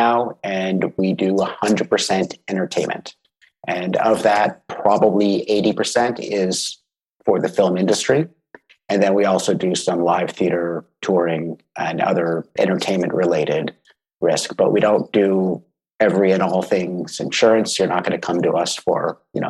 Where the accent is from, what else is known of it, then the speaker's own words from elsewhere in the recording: Los Angeles, California, United States; moved away as an adult; now in Vancouver, Canada; I'm originally from Los Angeles. I grew up there, went to university there